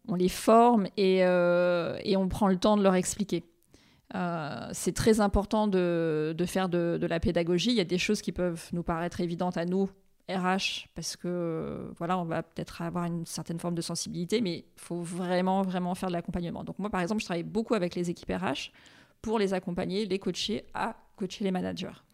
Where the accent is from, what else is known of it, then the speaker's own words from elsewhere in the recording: Réunion; moved away as an adult; also born or lived in New York; now in Paris, France; je suis originaire de l'île de la Réunion